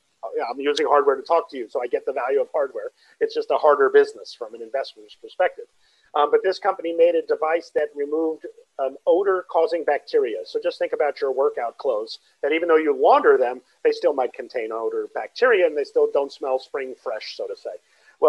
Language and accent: English; Brooklyn, New York, United States; I'm from Brooklyn. So I was born in Brooklyn. My whole family, my mom, dad, and my siblings, both of them and myself, all born in Brooklyn.